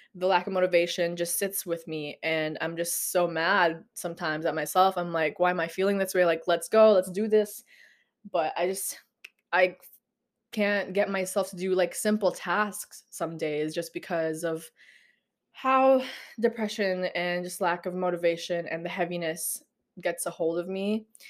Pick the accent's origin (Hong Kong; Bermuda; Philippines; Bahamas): Philippines; growing up in the Philippines, everybody in the neighborhood knew me